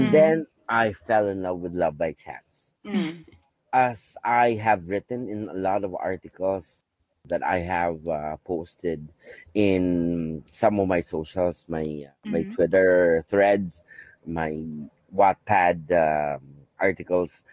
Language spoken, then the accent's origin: English; Philippines; I'm from the Philippines